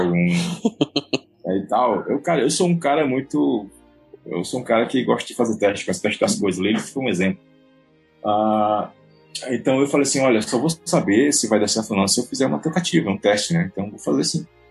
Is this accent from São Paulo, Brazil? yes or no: no; Ceará, Brazil; Eu sou brasileiro, beleza, tranquilo, eu sou brasileiro cearense